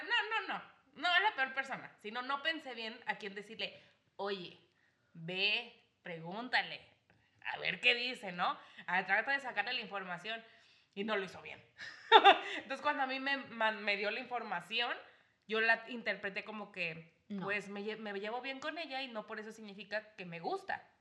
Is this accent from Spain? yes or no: no; Mexico City, Mexico; moved away; soy una chilanga que vive en sus tierras desde hace 15 años